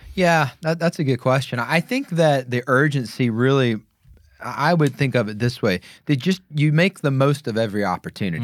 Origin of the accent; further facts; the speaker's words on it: the South, United States; moved away; also born or lived in New York City / Denver, Colorado; growing up in the South